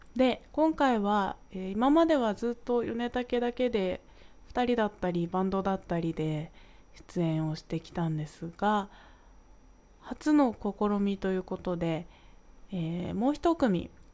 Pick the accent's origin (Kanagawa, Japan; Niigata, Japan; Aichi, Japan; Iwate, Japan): Kanagawa, Japan; 私は神奈川の出身なので